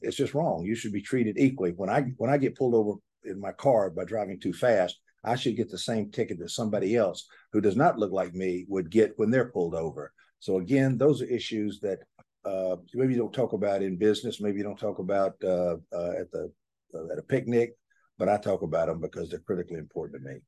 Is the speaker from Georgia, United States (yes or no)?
yes; Atlanta, Georgia, United States; I was born in Atlanta, and I will die in Atlanta